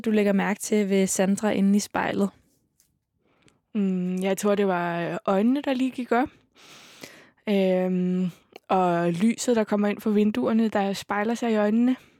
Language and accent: Danish; Hamburg, Germany; moved away as an adult; now in Copenhagen, Denmark; jeg voksede op i Hamburg